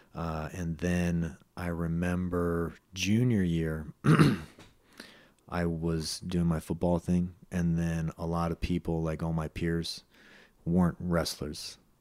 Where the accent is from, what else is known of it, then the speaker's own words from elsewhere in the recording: Los Gatos, California, United States; also born or lived in San Jose, California; I grew up partially in Los Gatos, partially in San Jose